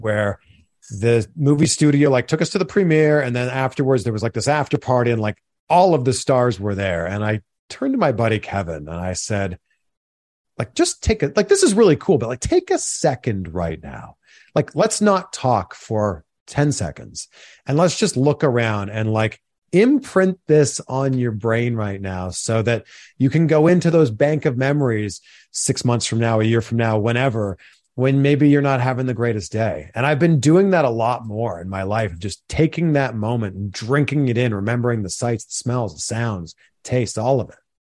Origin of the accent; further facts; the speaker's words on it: Pickering, Ontario, Canada; I grew up just outside of Toronto in a city called Pickering, Ontario